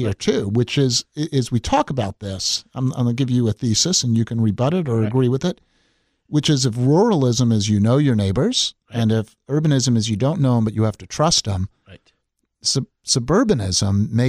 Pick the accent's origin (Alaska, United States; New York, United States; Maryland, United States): New York, United States; The kind I grew up in on Long Island was actually oriented around a train station that took you downtown and was walkable.